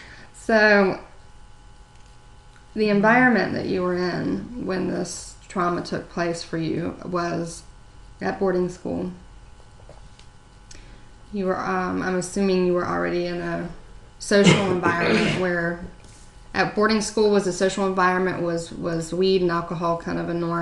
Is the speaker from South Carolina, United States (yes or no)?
yes; Myrtle Beach, South Carolina, United States; you know, I grew up in Myrtle Beach.